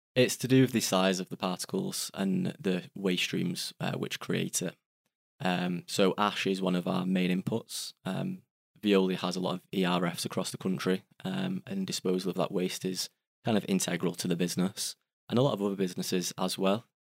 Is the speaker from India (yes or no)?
no; Salford, North West England, United Kingdom; I'm from Salford, which is in Greater Manchester.